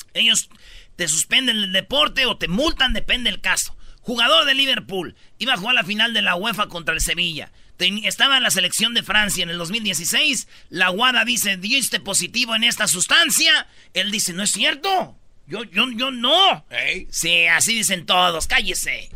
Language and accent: Spanish; Michoacán, Mexico; como buen michacano